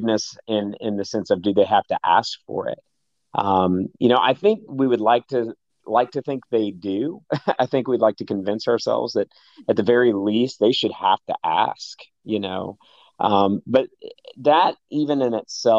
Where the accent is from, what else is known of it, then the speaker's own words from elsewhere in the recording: the South, United States; growing up in the South